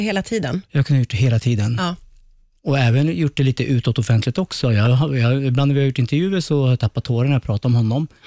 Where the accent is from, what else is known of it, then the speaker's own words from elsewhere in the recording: Sweden; Sverige som är ett fantastiskt land där jag är född